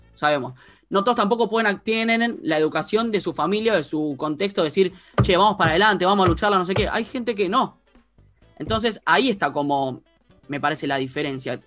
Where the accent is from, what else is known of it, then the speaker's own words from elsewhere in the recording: San Isidro, Buenos Aires Province, Argentina; yo vivía, yo viví siempre en San Isidro